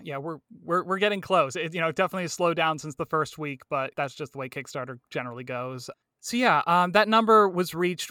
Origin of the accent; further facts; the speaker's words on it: Medford, Oregon, United States; also born or lived in Mammoth Lakes, California; pretty much born and raised here in, uh, Medford, Oregon, uh, Southern Oregon area